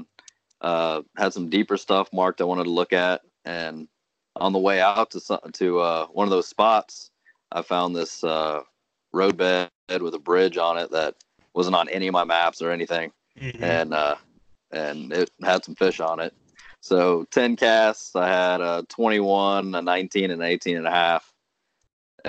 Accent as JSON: {"language": "English", "town": "Cincinnati", "region": "Ohio", "country": "United States", "tie": "born or raised there", "said": "I grew up here in Cincinnati, and my mom's from Corinth, Mississippi."}